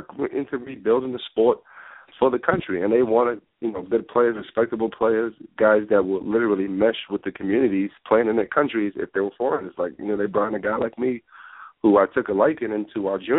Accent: Nigeria; moved away; also born or lived in Boston; Growing up in my country, Nigeria

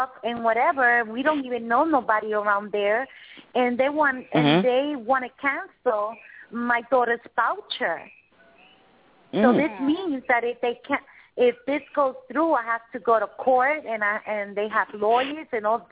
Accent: Puerto Rico; I'm from Puerto Rico, from the Caribbean.

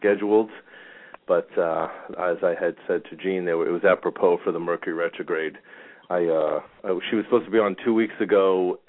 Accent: New York, United States; now in Phoenix, United States; I grew up in New York where, I remember being a kid back in the 70s and the 80s

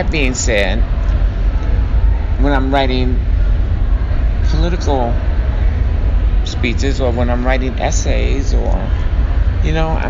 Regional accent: Chicago, Illinois, United States; now in Minneapolis, United States; born and raised in Chicago, though I do want to, you know, that's my hometown.

